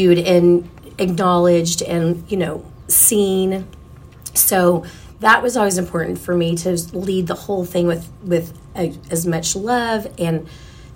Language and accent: English; Oklahoma City, Oklahoma, United States; I grew up in South Oklahoma City